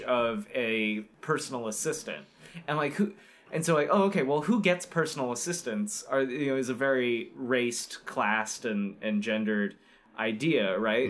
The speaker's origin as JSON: {"language": "English", "region": "Florida", "country": "United States", "tie": "born or raised there", "said": "growing up in Florida"}